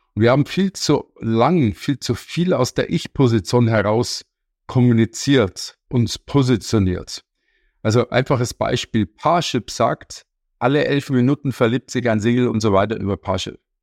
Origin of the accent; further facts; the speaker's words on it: Munich, Bavaria, Germany; Ich komme aus München